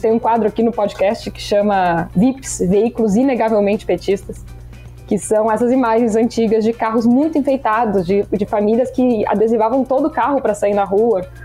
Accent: Rio Grande do Sul, Brazil; eu venho do Rio Grande do Sul

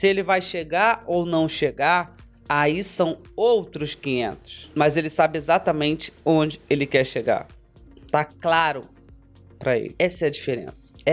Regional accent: Rio de Janeiro, Brazil; porque eu sou da Barra, então eu me via na Barra.

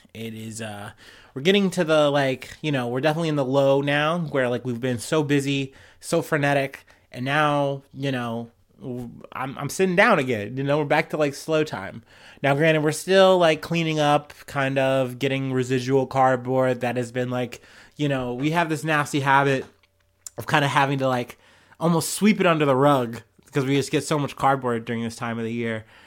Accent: United States; I'm an American

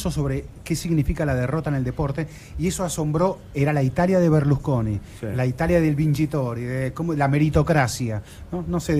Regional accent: Argentina; sí, nacimos acá.

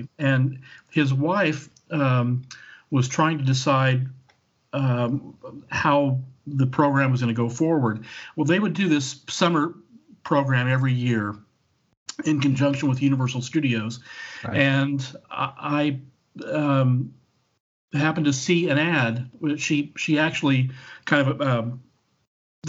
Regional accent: Oklahoma, United States; moved away as an adult; I was born and raised in Oklahoma.

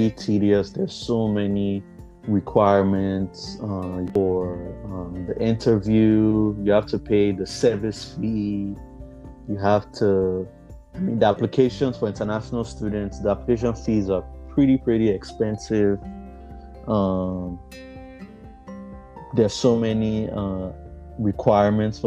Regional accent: Auchi, Edo, Nigeria; moved away as an adult; now in California, United States; I am from Auchi, Edo State in Nigeria.

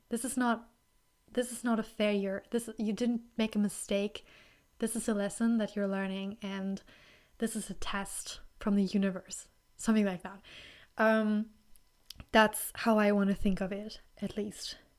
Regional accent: Germany; accent: German; English is a second language; I'm from Germany

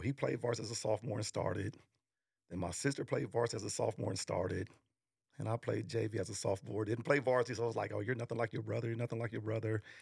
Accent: Arlington, Texas, United States; also born or lived in New York; we grew up in Arlington

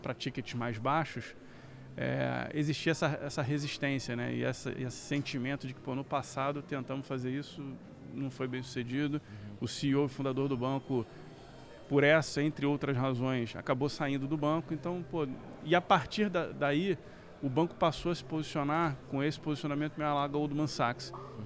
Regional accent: Rio de Janeiro, Brazil; eu sou do Rio, então fiz faculdade de engenharia lá no Rio

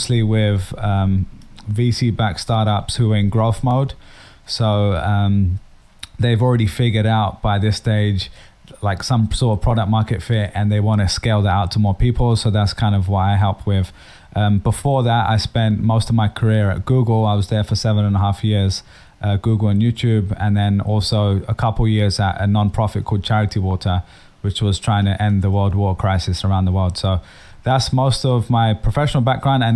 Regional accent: London, United Kingdom; moved away as an adult; also born or lived in Dublin, Ireland; now in New York, United States; I'm based in New York nowadays, but as you can probably tell, I'm originally from London. I grew up in London anyway.

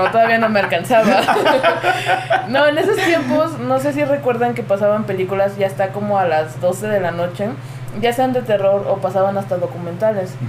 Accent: Puebla, Mexico; yo soy originario de Puebla. Este, tengo 25 años.

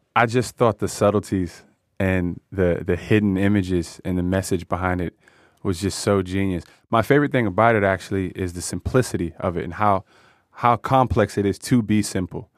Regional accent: United States; born or raised there

